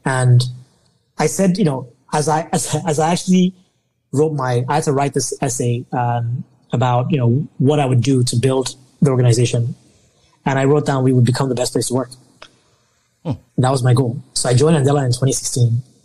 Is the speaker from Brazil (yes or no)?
no; Nigeria; I'm Nigerian